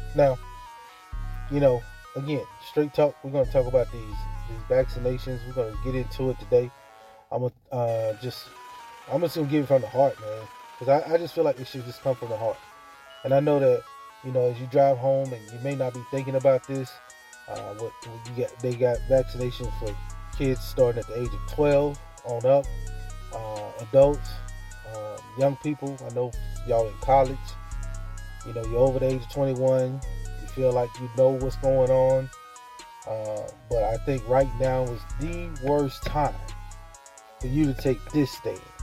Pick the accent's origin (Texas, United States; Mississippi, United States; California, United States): Mississippi, United States; moved away; live down here in my home state, in my hometown